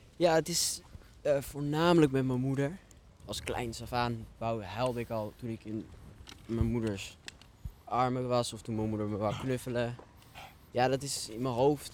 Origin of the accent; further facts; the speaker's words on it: Netherlands; also born or lived in Addis Ababa, Ethiopia; die hebben mij meegenomen naar Nederland. Of geadopteerd, noem je dat. Ja. Mhm. En die... Ja, daar heb ik tot mijn tiende gewoond